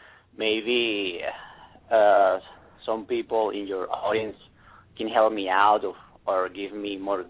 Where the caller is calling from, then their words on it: San Antonio, Texas, United States; San Antonio.